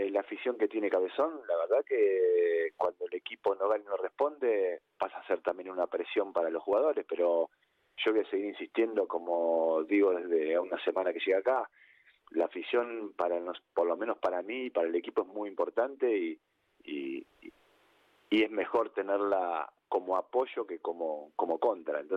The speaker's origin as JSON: {"language": "Spanish", "country": "Argentina", "said": "En Argentina decimos que Boca es la mitad más"}